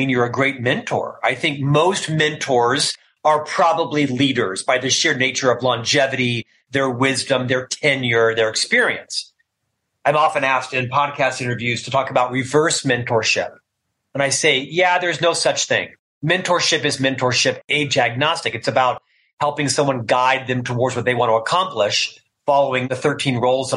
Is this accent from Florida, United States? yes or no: yes; Orlando, Florida, United States; moved away as an adult; also born or lived in Provo, Utah; now in Salt Lake City, United States; a single Catholic boy from Orlando, Florida